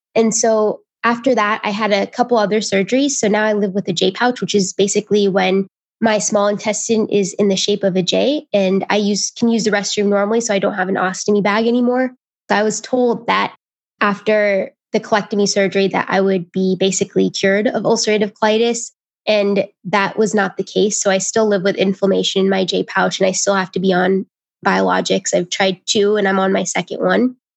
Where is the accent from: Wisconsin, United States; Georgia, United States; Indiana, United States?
Indiana, United States; I'm from Indiana